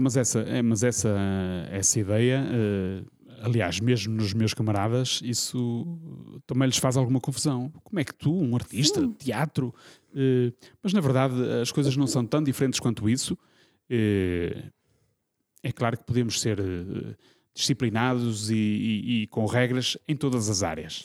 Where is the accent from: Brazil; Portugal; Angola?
Portugal; Norte; eu sou do norte